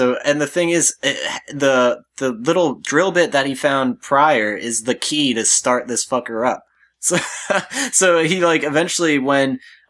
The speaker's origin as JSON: {"language": "English", "region": "England", "country": "United Kingdom", "said": "I'm going to call him Simon because I am English, and it's easier to say"}